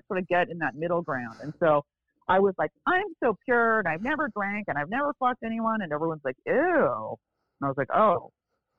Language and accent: English; Beverly Hills, California, United States; also born or lived in Bel Air; I grew up in Beverly Hills